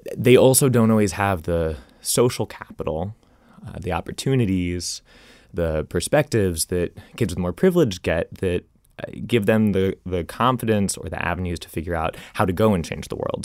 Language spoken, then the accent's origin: English; Arlington, Virginia, United States; moved away; also born or lived in Rhode Island; my hometown of Arlington, Virginia